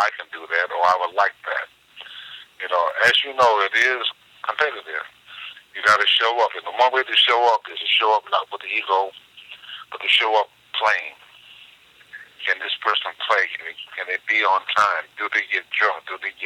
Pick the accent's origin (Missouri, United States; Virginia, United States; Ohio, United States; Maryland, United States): Ohio, United States; Youngstown; moved away as an adult; also born or lived in Cleveland, Ohio / New York; I was born in Cleveland, but I was raised up in Youngstown with my father's side of the family